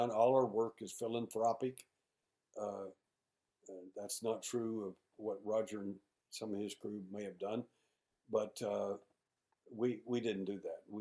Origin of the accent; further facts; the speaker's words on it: Houston, Texas, United States; I'm an investigator from Houston, Texas